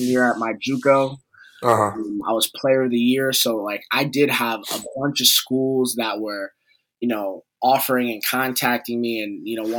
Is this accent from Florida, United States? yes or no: no; New York City, New York, United States; I grew up in New York City where basketball is, like, you know, really prominent.